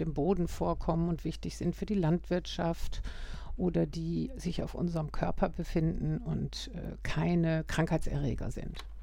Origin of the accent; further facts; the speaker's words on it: Germany; also born or lived in Norway; now in Vienna, Austria; ursprünglich bin ich aus Deutschland